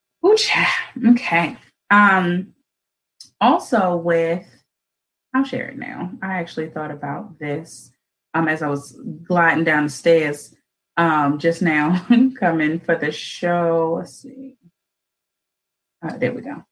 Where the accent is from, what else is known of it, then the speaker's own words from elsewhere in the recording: Baltimore, Maryland, United States; born and raised in Baltimore